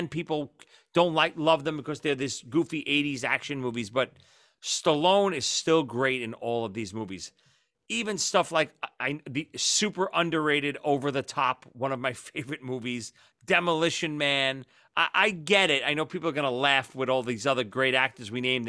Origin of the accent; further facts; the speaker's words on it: New York City, New York, United States; Where we grew up in Brooklyn, I'm not sure if it was where you were, but in Marine Park where I was